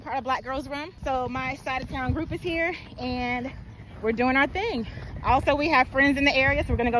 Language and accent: English; Jacksonville, Florida, United States; From Jacksonville, Florida.